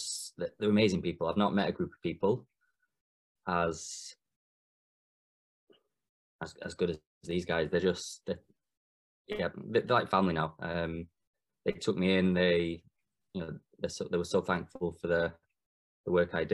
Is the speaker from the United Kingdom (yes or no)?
yes; England, United Kingdom; being English and being a futsal coach